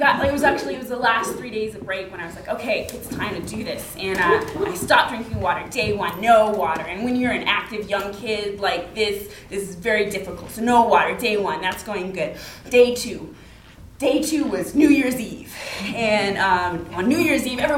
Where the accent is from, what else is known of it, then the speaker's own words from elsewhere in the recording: Alaska, United States; I grew up in Alaska